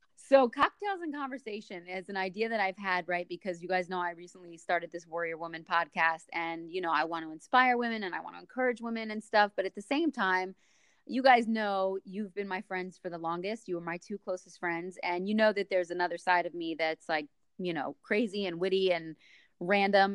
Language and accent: English; New Jersey, United States; moved away as an adult; now in Florida, United States; You guys are up in in Jersey, my homeland, my home state